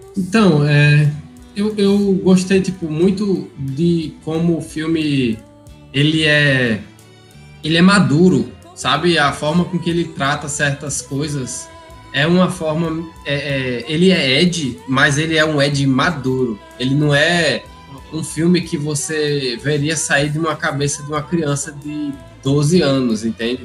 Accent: Mossoró, Rio Grande do Norte, Brazil; also born or lived in São Paulo; Aí eu tinha o quê? Seis anos. Aí vim morar direto lá em onde? Em Mossoró. Aí, tipo, não tem mais sotaque, não tenho mais.

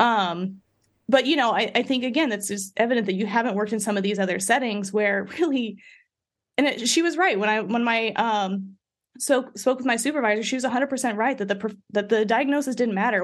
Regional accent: Midwest, United States; I grew up in the Midwest

